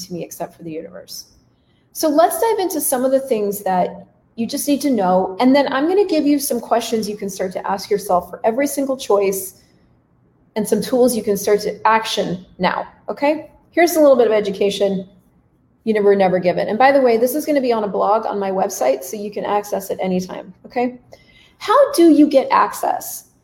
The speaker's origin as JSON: {"language": "English", "country": "United States", "also_born_or_lived": "Canada", "moved": "as an adult", "lives_now": "Latin America", "said": "So as an American, yes, I'm American. I was living in Canada for 12 years, but I'm an American. As an American living in Latin America"}